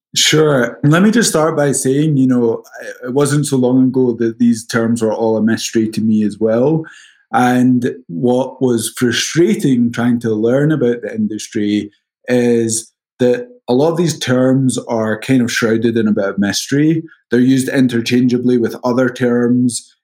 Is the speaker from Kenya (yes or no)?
no; Scotland, United Kingdom; accent: Scottish; moved away as an adult; now in New York, United States; I'm originally from Scotland. That's the accent, but I've been in the States for a little over 10 years now, based out of New York.